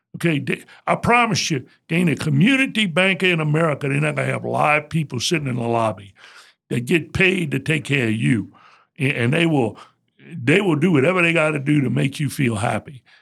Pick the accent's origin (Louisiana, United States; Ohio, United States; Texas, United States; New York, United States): Louisiana, United States; Morgan City; I was born and raised in Morgan City.